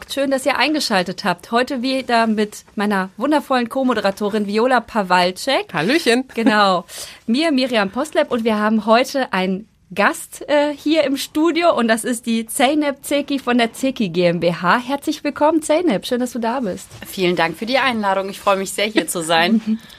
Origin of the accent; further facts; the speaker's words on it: Kassel, Hesse, Germany; moved away as an adult; also born or lived in Munich / Frankfurt; Ich bin ja in Kassel geboren und aufgewachsen